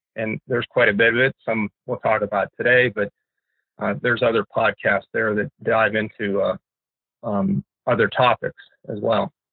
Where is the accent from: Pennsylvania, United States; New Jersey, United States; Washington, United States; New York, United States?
Pennsylvania, United States; now in Fairbanks, United States; I grew up in Pennsylvania